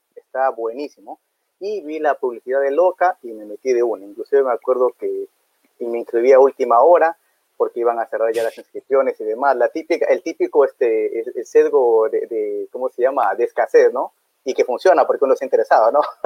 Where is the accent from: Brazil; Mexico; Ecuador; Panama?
Ecuador; Soy de Ecuador, soy de segunda generación